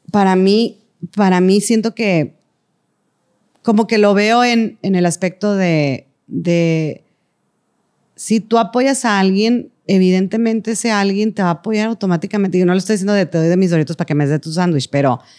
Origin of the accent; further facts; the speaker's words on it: Venezuela; porque yo nunca puedo ir porque soy de Venezuela y me cuesta el boleto